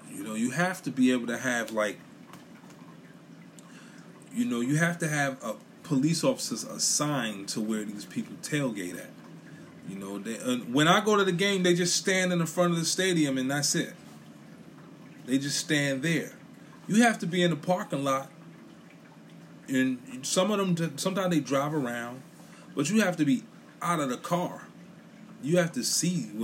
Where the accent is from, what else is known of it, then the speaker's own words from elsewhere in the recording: New York City, New York, United States; now in Philadelphia, United States; I'm from Brooklyn. I live in Philly